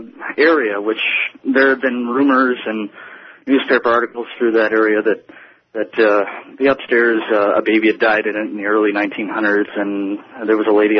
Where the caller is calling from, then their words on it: Bradley, Illinois, United States; also born or lived in Paw Paw, Michigan; I'm calling from Bradley, Illinois, and I'm listening to you through 890 AM WLS in Chicago.